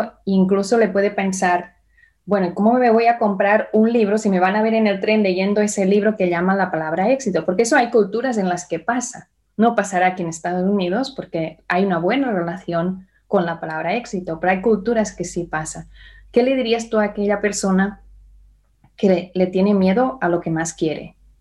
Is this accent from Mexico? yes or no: no; Barcelona, Catalonia, Spain; now in United States; de donde yo vengo, yo nací en Barcelona